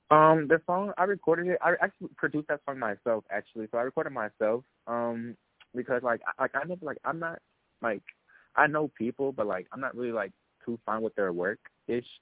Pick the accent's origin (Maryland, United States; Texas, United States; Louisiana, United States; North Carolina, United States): North Carolina, United States; Charlotte; I was um raised and born in Charlotte, North Carolina